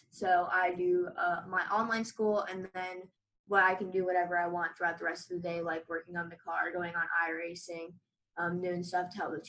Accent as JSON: {"language": "English", "town": "Sarasota", "region": "Florida", "country": "United States", "said": "I'm from Sarasota, Florida."}